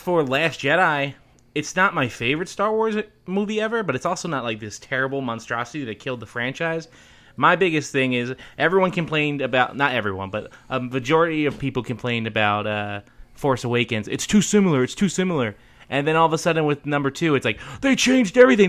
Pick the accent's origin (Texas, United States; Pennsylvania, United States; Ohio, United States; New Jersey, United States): Pennsylvania, United States; Philadelphia; now in Chicago, United States; I'm from Philadelphia originally